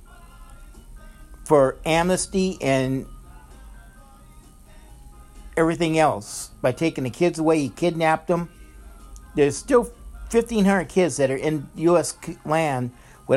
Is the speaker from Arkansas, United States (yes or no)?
no; New Orleans, Louisiana, United States; I was born in New Orleans, Louisiana.